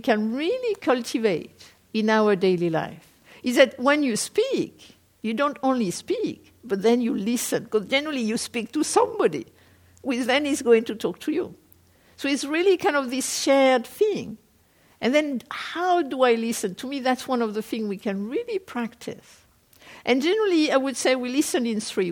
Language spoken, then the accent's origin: English; France; moved away as an adult; also born or lived in South Korea / England; I am a French person. I was born in France. I lived there for up to the age of 22. Then I was in Korea for 10 years. And then I went to live in England.